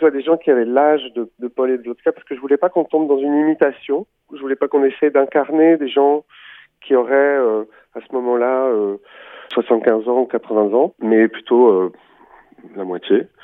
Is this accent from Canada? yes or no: no; Warsaw, Masovian Voivodeship, Poland; born there; Varsovie, rue Lechno, numéro 8, qui était une rue assez animée. Je suis né en 1936